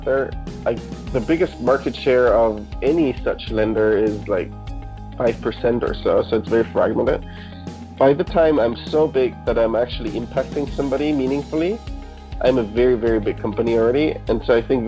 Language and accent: English; Munich, Bavaria, Germany; first language German; English is a second language; moved away as an adult; I was born and raised in Germany, Munich, to be precise